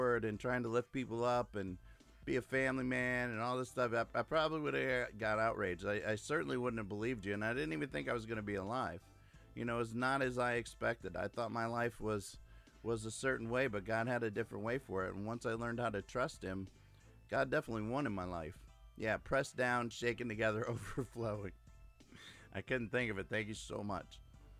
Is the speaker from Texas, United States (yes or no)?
no; Clearwater, Florida, United States; from Clearwater, Florida.